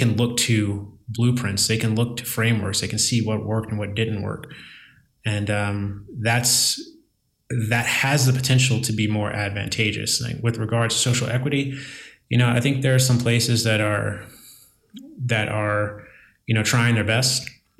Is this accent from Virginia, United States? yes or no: yes; Virginia, United States; I know that there are some folks like back in my home state or my native state of Virginia, that won't even entertain the conversation of social equity because of the way it sounds